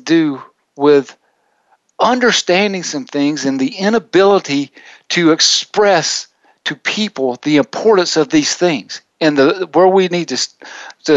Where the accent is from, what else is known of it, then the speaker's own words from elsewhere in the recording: the South, United States; I grew up in the South.